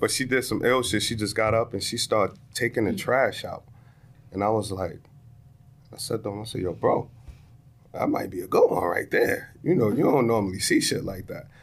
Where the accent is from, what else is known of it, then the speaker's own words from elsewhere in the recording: New York City, New York, United States; My hometown